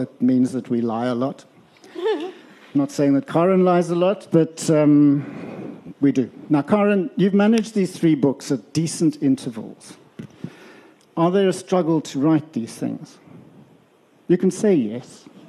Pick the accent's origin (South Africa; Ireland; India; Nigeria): South Africa; Western Cape; I come from Cairn on the south part of the peninsula.